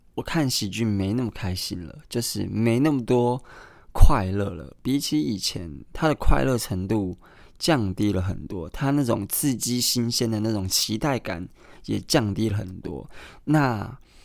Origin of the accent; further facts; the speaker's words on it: Kaohsiung, Taiwan; 我是高雄人